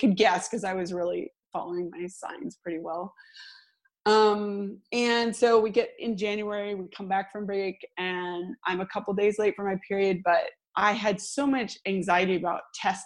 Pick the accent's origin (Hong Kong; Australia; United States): United States; Seattle, Washington; moved away as an adult; now in Sweden; I'm from the Seattle area in the US